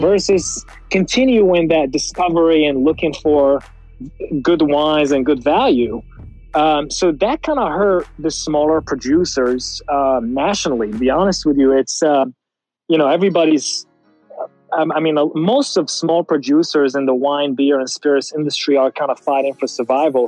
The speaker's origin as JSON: {"language": "English", "country": "Morocco", "tie": "born or raised there", "first_language": "French", "second_language": "English", "moved": "yes", "lives_now": "United States", "said": "I grew up in Morocco"}